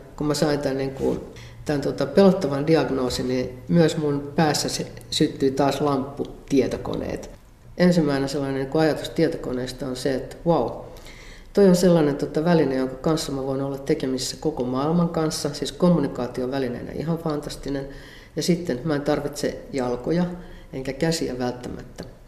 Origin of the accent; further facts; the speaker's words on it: Perho, Central Ostrobothnia, Finland; moved away; mä oon syntynyt vuonna 1957 Perhossa Keski-Pohjanmaalla